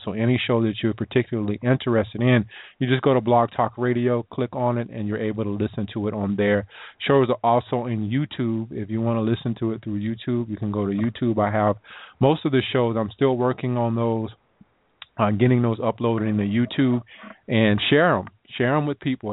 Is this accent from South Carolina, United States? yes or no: yes; South Carolina, United States; I'm from South Carolina